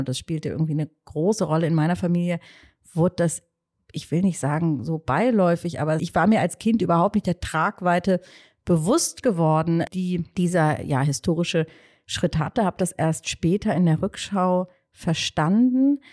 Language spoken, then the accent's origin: German; Hamburg, Germany; moved away as an adult; now in Berlin, Germany; ich bin ja in Hamburg geboren, ähm, Anfang der 80er Jahre.